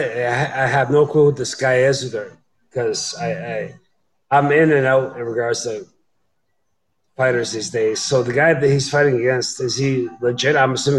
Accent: Canada; I'm fucking Canadian

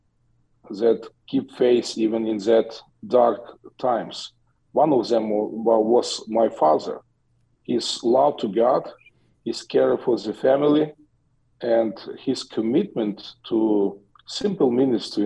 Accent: Western Ukraine, Ukraine; I was born in Ukraine, in western part of Ukraine, 52 years ago, when Ukraine was still a part of the Soviet Union, and I grew up

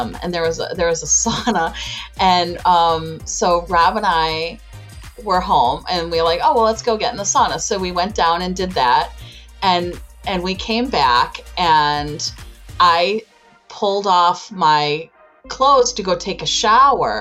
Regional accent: Chicago, Illinois, United States; I am from Chicago, Illinois

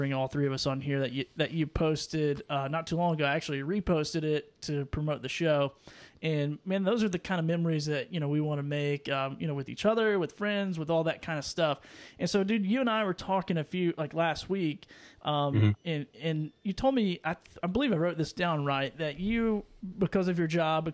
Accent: Tennessee, United States; I'm from Tennessee, so it's kind of like Louisiana a little.

